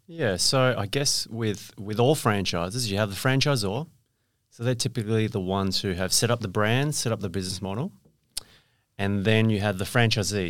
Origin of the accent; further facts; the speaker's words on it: Perth, Western Australia, Australia; I went to school here, uh, went to U